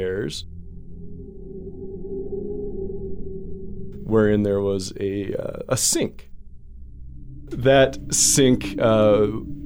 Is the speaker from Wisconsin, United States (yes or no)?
yes; Wisconsin, United States; growing up in Wisconsin